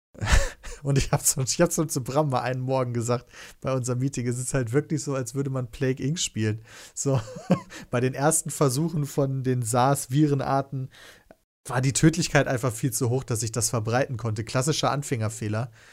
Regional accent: Kevelaer, North Rhine-Westphalia, Germany; also born or lived in Wesel; ich bin in Kevler geboren

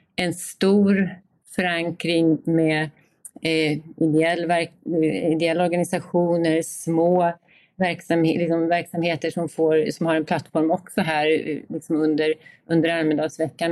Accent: Gotland, Sweden; som gotlänning och boende eh, här i Visby hela tiden, eller på Gotland hela tiden

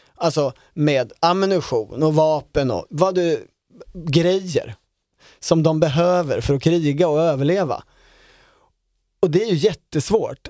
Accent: Sweden; som svenskar

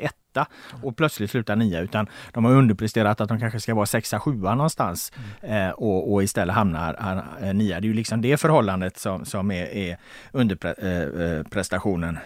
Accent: Gothenburg, Västra Götaland, Sweden; jag är från Göteborg

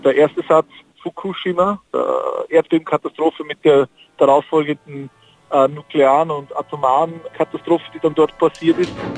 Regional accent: Austria; ich bin ja Österreicher

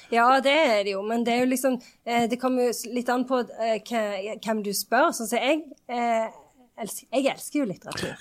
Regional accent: Sandnes, Rogaland, Norway; jeg kommer jo fra Sandnes, så der er det ikke så enormt mange professorer

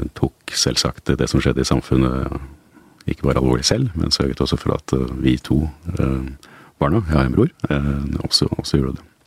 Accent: Asker, Akershus, Norway; also born or lived in Oslo; Jeg er født i, født i Oslo. Jeg eh, flyttet ut til eh, Asker da jeg var eh, fire år gammel.

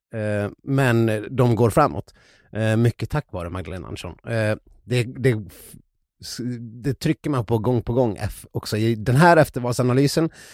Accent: Ludvika, Dalarna County, Sweden; i Ludvika, där jag kommer ifrån

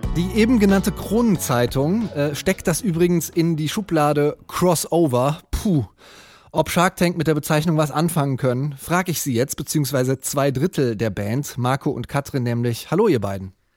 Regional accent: Germany; Bei uns in Deutschland

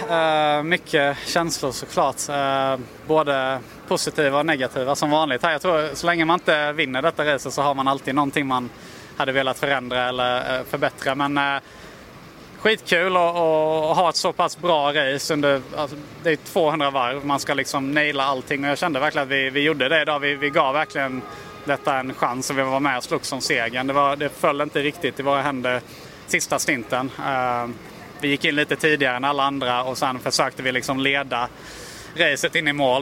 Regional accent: Sweden; som svensk

